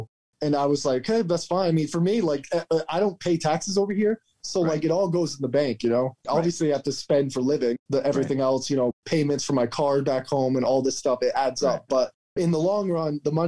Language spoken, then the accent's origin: English; Maine, United States; moved away as an adult; I'm from Maine